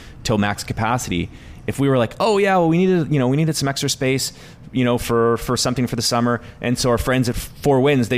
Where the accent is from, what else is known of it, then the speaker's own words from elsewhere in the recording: Canada; as Canadians